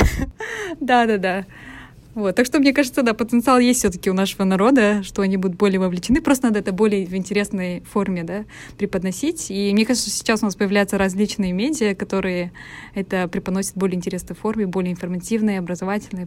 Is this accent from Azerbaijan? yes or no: no; Almaty, Kazakhstan; в моем родном городе